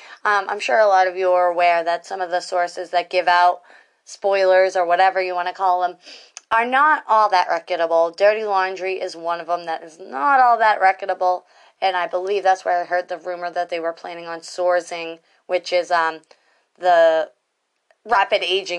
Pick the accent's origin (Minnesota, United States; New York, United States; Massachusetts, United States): Massachusetts, United States; My home state, Massachusetts.